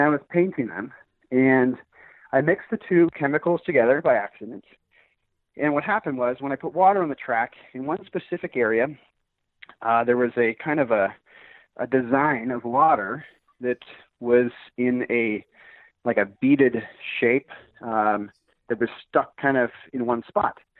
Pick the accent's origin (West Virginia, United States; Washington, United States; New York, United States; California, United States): Washington, United States; Seattle; now in Arizona, United States; I grew up in Seattle, Washington.